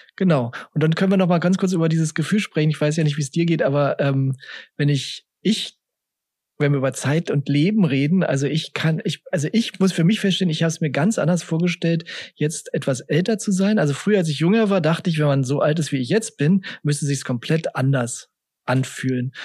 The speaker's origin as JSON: {"language": "German", "region": "Berlin", "country": "Germany", "tie": "born or raised there", "said": "ich bin ja im Westend aufgewachsen"}